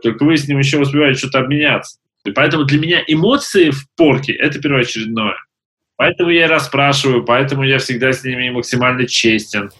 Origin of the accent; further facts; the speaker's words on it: Siberia, Russia; Я сам из Сибири